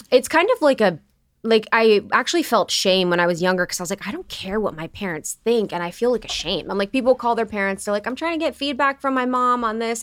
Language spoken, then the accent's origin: English; Ohio, United States; growing up in Ohio